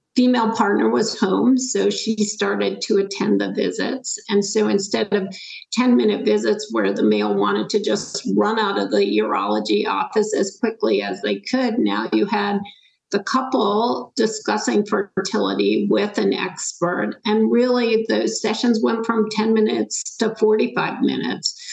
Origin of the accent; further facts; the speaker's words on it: Schenectady, New York, United States; moved away as an adult; also born or lived in North Carolina; I grew up in upstate New York, a little town called Schenectady, left and went to college at the University of North Carolina